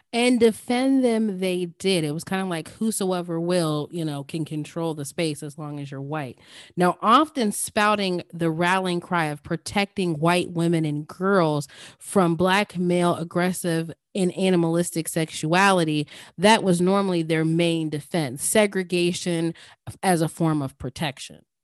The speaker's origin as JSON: {"language": "English", "town": "Indianapolis", "region": "Indiana", "country": "United States", "tie": "born or raised there", "said": "growing up in Indianapolis, Indiana"}